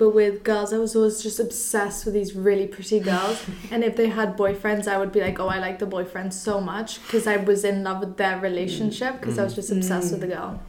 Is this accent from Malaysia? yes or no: no; Belize; also born or lived in England, United Kingdom / Spain, Spain; I also live on campus. I'm from Belize, England and Spain.